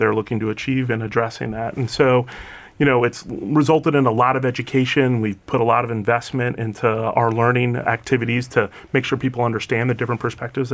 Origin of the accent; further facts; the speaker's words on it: Chicago, Illinois, United States; I was born in Chicago